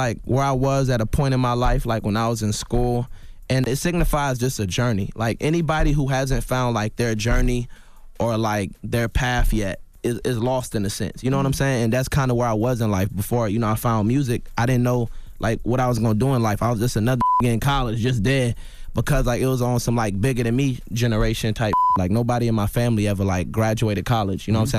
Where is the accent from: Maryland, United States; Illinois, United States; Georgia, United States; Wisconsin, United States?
Maryland, United States; also born or lived in Raleigh, United States / Florence, United States; So I was born in Raleigh, North Carolina. I lived a little bit in Florence, South Carolina. And then I moved to Maryland when I was 10. And so that's where I kind of like became who I was.